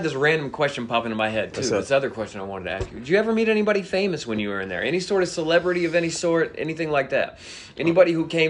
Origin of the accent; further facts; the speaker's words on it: Georgia, United States; You know, I'm from Fayette County, right?